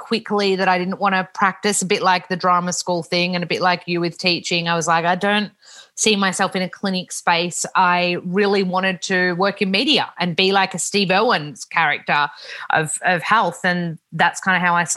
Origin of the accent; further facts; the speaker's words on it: Melbourne, Victoria, Australia; I grew up in Melbourne, a Melbourne girl